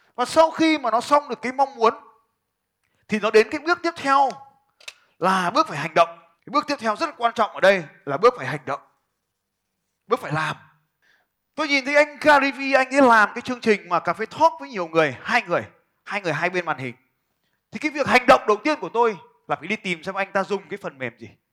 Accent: Vietnam

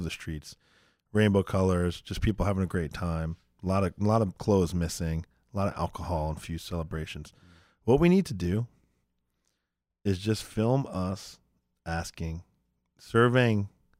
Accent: New York, United States; I mean, I grew up in New York, and I know a lot of Jewish people.

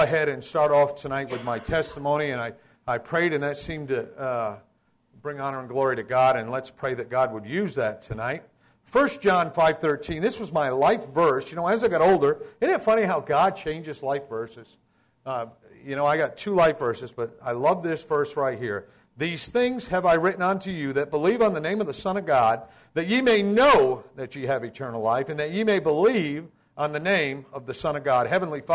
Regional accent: Voluntown, Connecticut, United States; Voluntown, Connecticut was a metropolis of about 900 people when I grew up

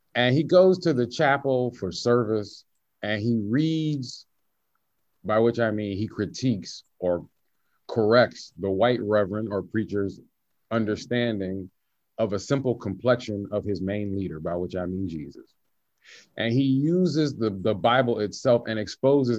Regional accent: the South, United States; I'm from the South

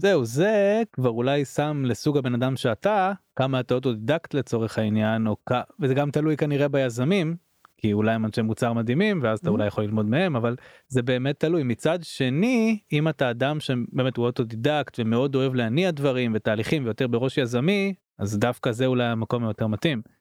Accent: Israel; אנחנו כישראלים

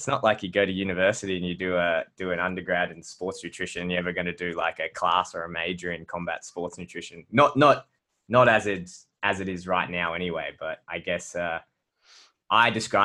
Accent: Brisbane, Queensland, Australia; we're from the same city, right? We're from Brisbane.

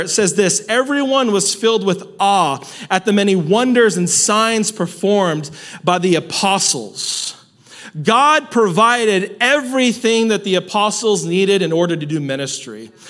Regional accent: Salinas, California, United States; I'm from Salinas

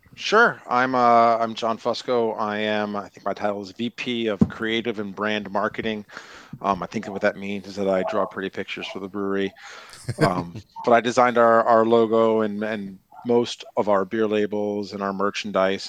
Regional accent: New York, United States; moved away as an adult; I grew up in New York

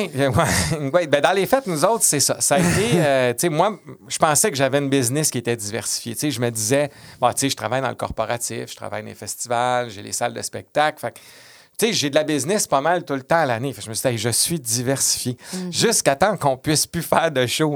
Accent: Quebec City, Quebec, Canada; moved away; j'étais de Québec

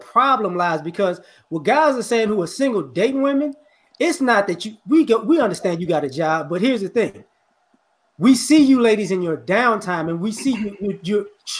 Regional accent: New Orleans, Louisiana, United States; born there; Like I said before, I was born in New Orleans.

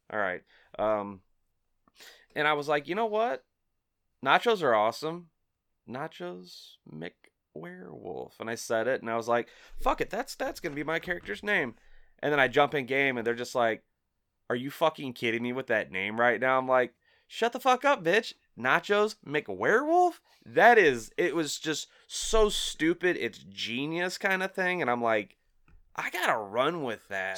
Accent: Collinsville, Illinois, United States; I grew up in Collinsville

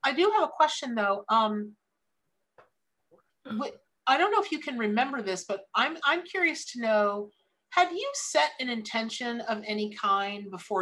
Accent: Ocala, Florida, United States; I grew up here in Florida.

